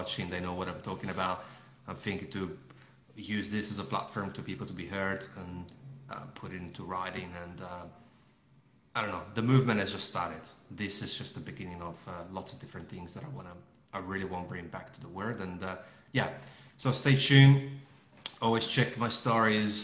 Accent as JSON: {"language": "English", "town": "Melbourne", "region": "Victoria", "country": "Australia", "said": "give back to Melbourne people, my people. So I'm from Melbourne"}